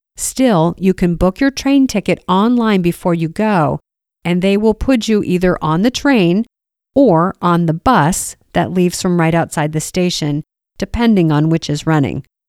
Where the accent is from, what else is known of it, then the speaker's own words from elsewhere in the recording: United States; As an American